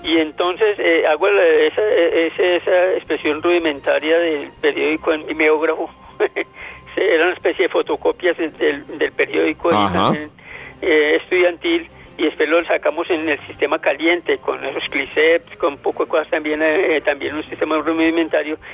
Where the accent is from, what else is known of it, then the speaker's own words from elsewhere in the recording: Antioquia, Colombia; also born or lived in Villarrica, Tolima; Yo nací en Villarrica, pero prácticamente criado en el departamento de Antioquia